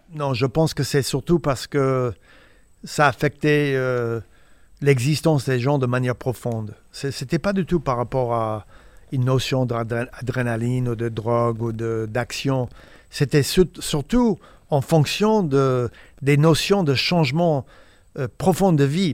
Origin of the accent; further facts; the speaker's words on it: Indiana, United States; French is a second language; moved away as an adult; also born or lived in Paris; américain d'Indiana